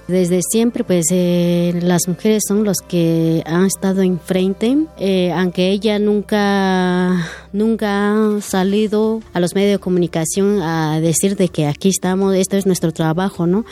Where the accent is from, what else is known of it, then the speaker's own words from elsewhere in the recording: San Juan Copala, Oaxaca, Mexico; somos de Copala